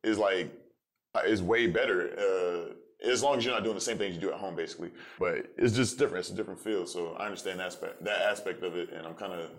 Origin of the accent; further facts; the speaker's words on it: Tampa, Florida, United States; also born or lived in Silver Spring, Maryland / St. Petersburg, Florida / Orlando, Florida; I was born in Silver Springs, Maryland, but you know that was short-lived. I was probably there for like a month, and then I moved to St. Pete, Florida. And then I grew up in Tampa